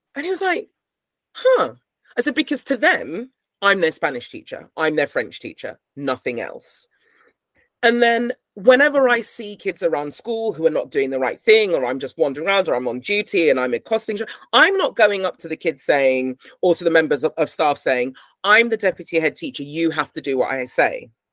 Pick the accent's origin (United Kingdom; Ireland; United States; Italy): United Kingdom; I'm British and I've grown up here